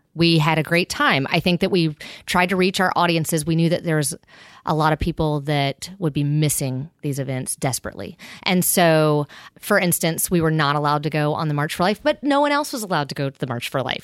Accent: Pensacola, Florida, United States; moved away; I grew up on the Redneck Riviera in Pensacola, Florida

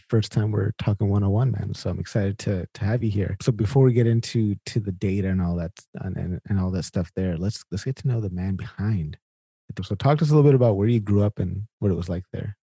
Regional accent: Sacramento, California, United States; moved away as an adult; now in Winnipeg, Canada; I grew up in in Sacramento, California

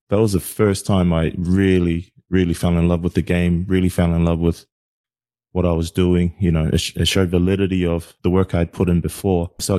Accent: American Samoa; born there; also born or lived in New Zealand; you know, I was born in American Samoa, so I possessed a US passport.

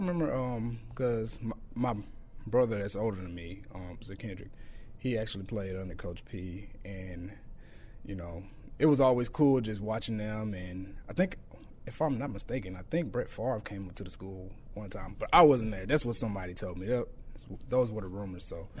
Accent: Shreveport, Louisiana, United States; Growing up, I mean, I like to do what every kid does, go outside, play video games.

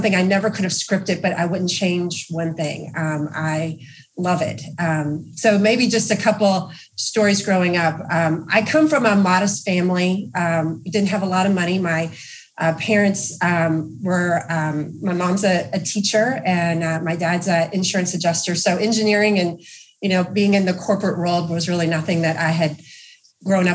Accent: Louisville, Kentucky, United States; I grew up in Louisville, Kentucky, which is our headquarters here for GE Appliances.

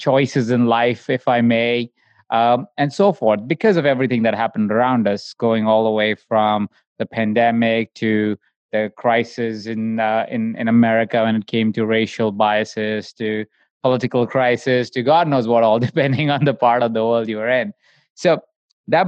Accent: India; when I grew up as well in India

